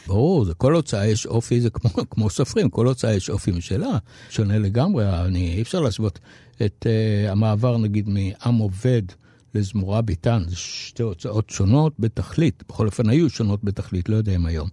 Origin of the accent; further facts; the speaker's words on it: Tel Aviv, Tel Aviv District, Israel; אני כאן, אני מפה